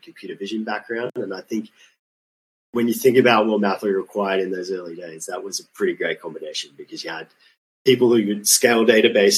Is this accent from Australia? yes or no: yes; Australia; moved away as an adult; also born or lived in Sweden; as a child growing up in Australia